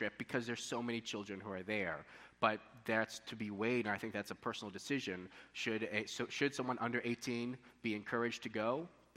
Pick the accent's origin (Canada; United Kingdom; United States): United States; moved away